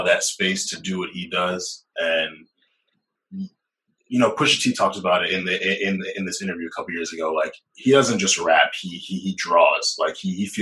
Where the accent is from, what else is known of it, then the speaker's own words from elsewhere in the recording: New Jersey, United States; I'm Jersey